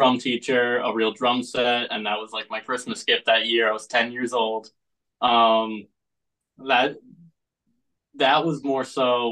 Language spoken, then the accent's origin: English; Eastern Long Island, New York, United States; I'm from Eastern Long Island, a little small town called Matterville